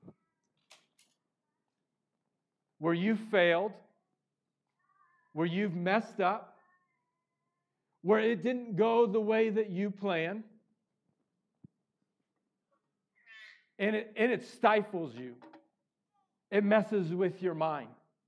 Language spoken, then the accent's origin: English; Missouri, United States; I grew up in Missouri